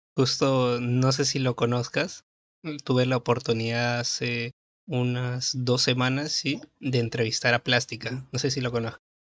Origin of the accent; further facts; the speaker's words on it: Peru; yo soy de Perú